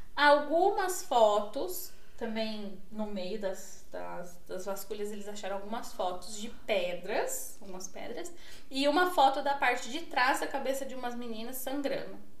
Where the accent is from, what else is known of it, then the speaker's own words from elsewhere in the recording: Northeast Region, Brazil; moved away; also born or lived in Portugal; Eu já encarnava já o sangue nordestino que eu tenho pra falar da minha terra